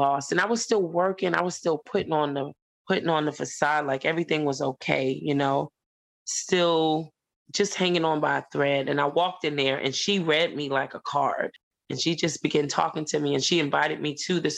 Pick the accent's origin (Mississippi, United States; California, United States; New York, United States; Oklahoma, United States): New York, United States; New York City; moved away as an adult; now in Columbia, United States; where I grew up at in Lefrak City